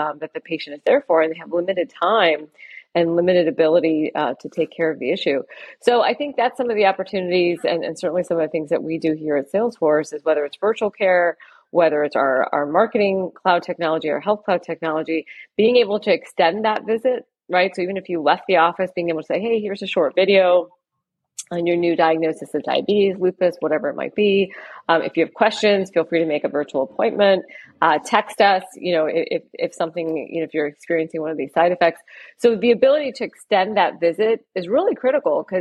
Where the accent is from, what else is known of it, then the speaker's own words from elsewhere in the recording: Port St. Lucie, Florida, United States; I grew up in South Florida in a little town called Port St. Lucie